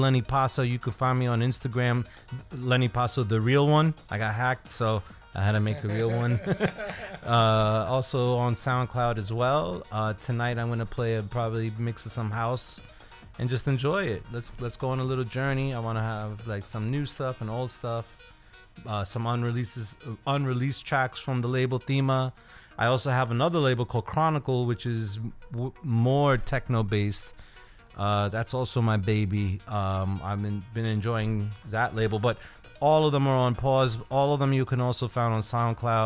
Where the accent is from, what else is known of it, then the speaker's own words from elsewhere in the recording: New York City, New York, United States; born and raised in New York City